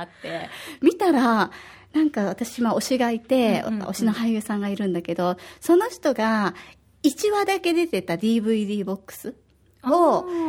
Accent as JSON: {"language": "Japanese", "region": "Osaka", "country": "Japan", "tie": "born or raised there", "moved": "yes", "lives_now": "Okinawa, Japan", "said": "私は大阪出身で"}